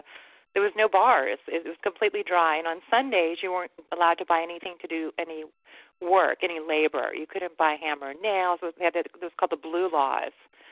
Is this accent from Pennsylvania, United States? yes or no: no; HEB area, Texas, United States; I actually grew up in the HDB area